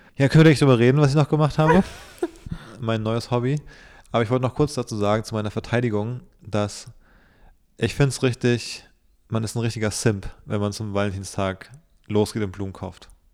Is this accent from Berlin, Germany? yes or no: yes; Berlin, Germany; als gebürtiger Berliner